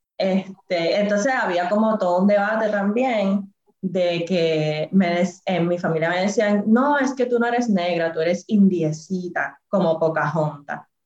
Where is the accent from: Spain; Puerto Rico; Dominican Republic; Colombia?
Puerto Rico; Adjuntas; soy del barrio Portillo de Ajuntas, del Montecito, vengo de, de trabajar en la finca y coger café de toda mi vida